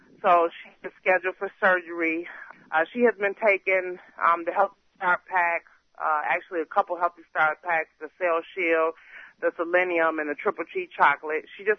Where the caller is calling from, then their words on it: Detroit, Michigan, United States; I'm calling from Detroit, Michigan